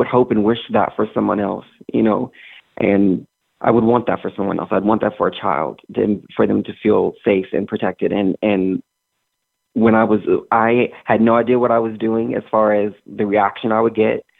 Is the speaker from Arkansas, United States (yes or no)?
yes; Arkansas, United States; I'm from Arkansas because it's who I am. It's where I grew up